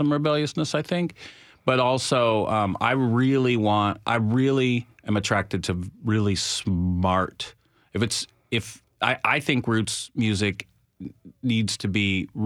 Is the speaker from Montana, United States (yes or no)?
yes; Montana, United States; moved away; I grew up in Montana and really grew up listening to country radio